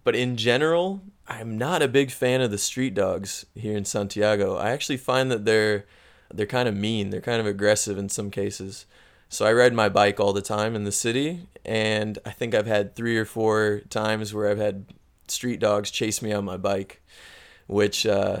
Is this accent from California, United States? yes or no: no; Missouri, United States; moved away as an adult; now in Chile; growing up in Missouri, it was very common to have snakes around